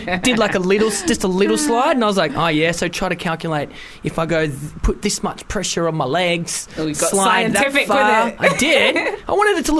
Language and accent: English; Wales, United Kingdom; I'm Welsh